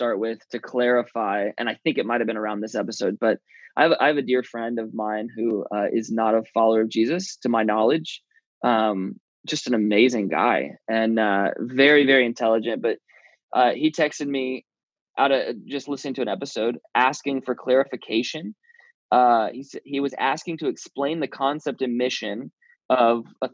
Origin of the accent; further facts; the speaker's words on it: the South, United States; moved away as an adult; also born or lived in Bible Belt; now in San Francisco Bay Area, United States; my whole childhood growing up in the South